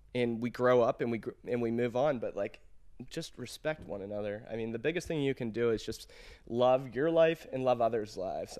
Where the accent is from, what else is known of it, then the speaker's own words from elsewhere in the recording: Pittsburgh, Pennsylvania, United States; we're both from Pittsburgh